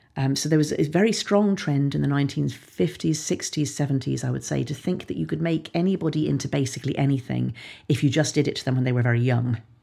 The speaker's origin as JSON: {"language": "English", "country": "Ireland", "tie": "born or raised there", "said": "Ireland, my home country"}